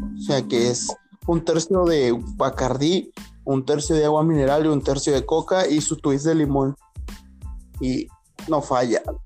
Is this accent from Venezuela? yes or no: no; northern Mexico, Mexico; somos norteños. Tecate también, somos bien pinches norteños.